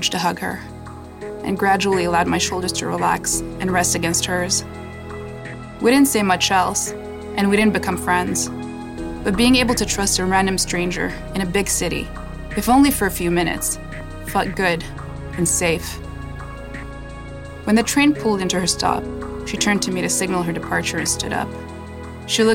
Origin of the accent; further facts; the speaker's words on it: Morocco; moved away as an adult; also born or lived in Saudi Arabia / Montreal, Canada; now in Toronto, Canada; I was born in Saudi Arabia, grew up in Morocco, and moved to Canada in 2005.